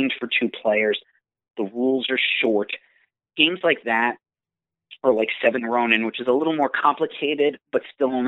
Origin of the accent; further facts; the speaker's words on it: Long Island, New York, United States; I was born and raised on Long Island